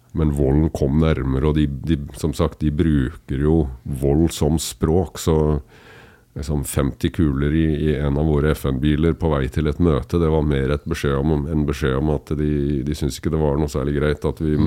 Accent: Kragerø, Telemark, Norway; now in Kolbotn, Norway; født og oppvokst i Kragerø, men bor på Kolland

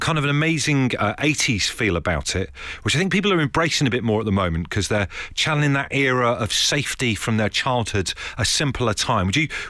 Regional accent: Brixham, South West England, United Kingdom; Chris, you are a fellow Devonian. I'm from Brixham.

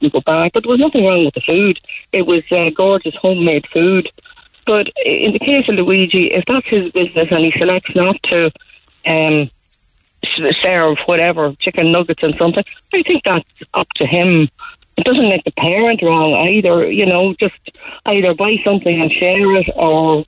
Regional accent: Dundalk, County Louth, Ireland; I'm from Dundalk, County Louth, not Cork

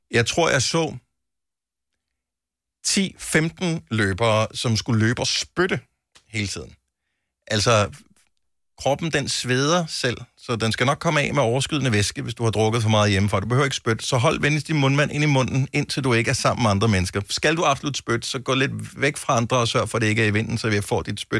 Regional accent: Southern Jutland, Southern Denmark, Denmark

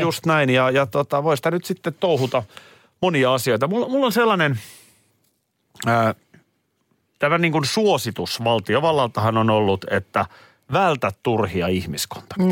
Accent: Nurmijärvi, Uusimaa, Finland; Kun mä olin lapsi, meillä oli Nurmijärvellä

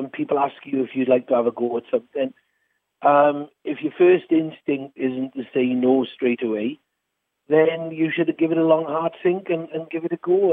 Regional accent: Nelson, Wales, United Kingdom; accent: Welsh; I'm from a small village called Nelson in South Wales. It's near Merthyr Tydfil

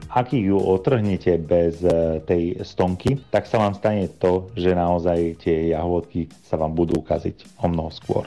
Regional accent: Trnava, Trnava Region, Slovakia; u nás v Trnave

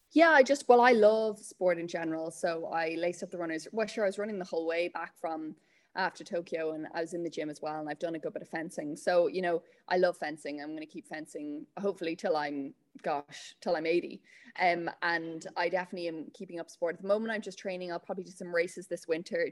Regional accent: Meath, Leinster, Ireland; moved away; I'm from Meath originally, so I was part of Pony Club there

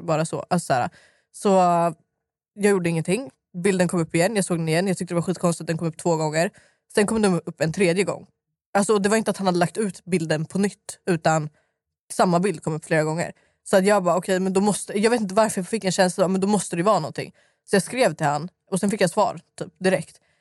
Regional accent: Stockholm, Stockholm County, Sweden; jag är uppväxt i Dalen och Skarpnäck.

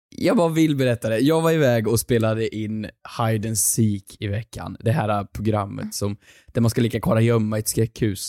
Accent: Sunne, Värmland, Sweden; moved away; hemma i Sunne i Värmland

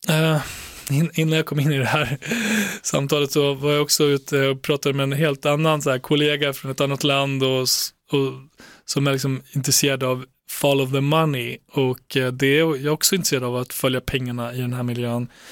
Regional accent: Borlänge, Dalarna County, Sweden; jag växte upp i Tjärna Ängar

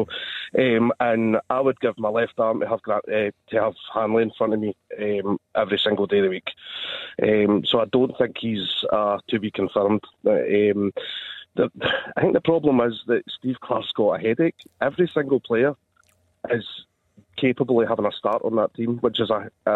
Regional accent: Motherwell, Scotland, United Kingdom; moved away; I'm from Motherwell originally

